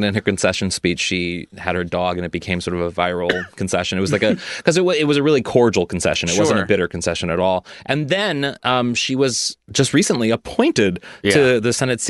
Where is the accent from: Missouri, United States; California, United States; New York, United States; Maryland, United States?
Missouri, United States; Missouri, my home state